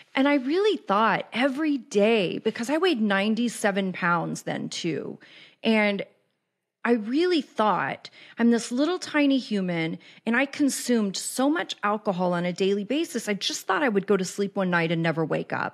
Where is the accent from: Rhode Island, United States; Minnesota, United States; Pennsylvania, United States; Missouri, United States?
Missouri, United States; Kansas City; moved away as an adult; also born or lived in Los Angeles; I was born and raised in Kansas City